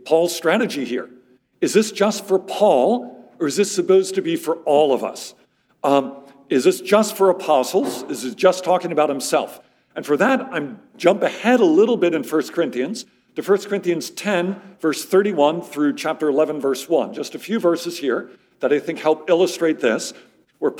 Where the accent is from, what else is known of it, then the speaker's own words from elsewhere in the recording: Philadelphia, Pennsylvania, United States; moved away as an adult; also born or lived in Amherst, Massachusetts; now in Middle East; I'm actually originally from the Philadelphia area, grew up in the suburbs of Philadelphia